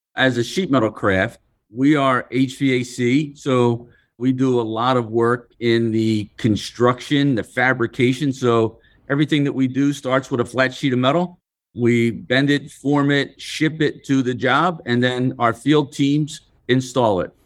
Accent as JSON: {"language": "English", "town": "Philadelphia", "region": "Pennsylvania", "country": "United States", "tie": "born or raised there", "said": "So, I come from Philadelphia. I grew up in the city. I was born and raised in a row home, what we call row homes in Philadelphia."}